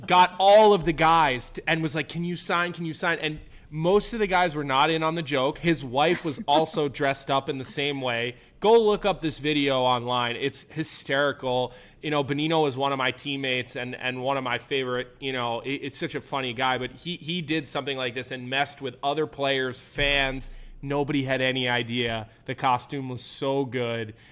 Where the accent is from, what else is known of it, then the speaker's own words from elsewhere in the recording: East Coast, United States; I'm from the East Coast